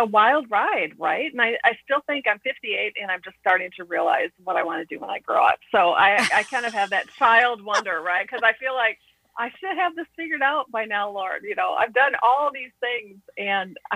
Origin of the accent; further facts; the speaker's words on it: Midwest, United States; I grew up in the Midwest